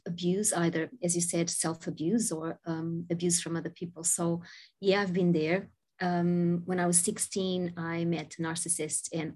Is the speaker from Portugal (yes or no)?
yes; Portugal; I was born in Portugal many, many moons ago